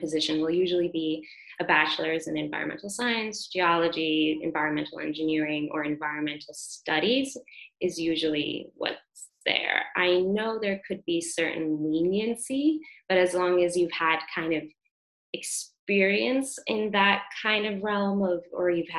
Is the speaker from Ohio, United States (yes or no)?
no; New York City, New York, United States; I grew up in Brooklyn